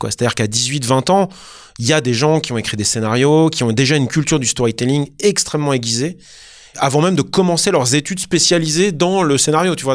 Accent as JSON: {"language": "French", "country": "France", "also_born_or_lived": "Los Angeles, United States", "said": "en tant que Français"}